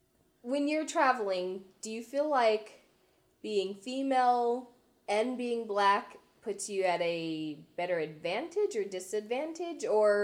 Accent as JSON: {"language": "English", "town": "Las Vegas", "region": "Nevada", "country": "United States", "moved": "yes", "said": "So when people ask me where I'm from, I just say Vegas."}